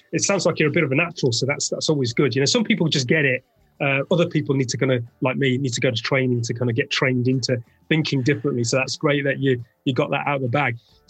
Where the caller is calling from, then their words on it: London, United Kingdom; I'm speaking from the United Kingdom, London, a land that has a colourful and thought-provoking history.